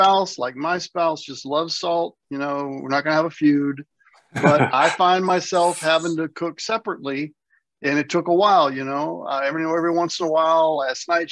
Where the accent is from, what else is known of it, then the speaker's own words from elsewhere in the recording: the South, United States; moved away; I was raised in the South. I'm back in the South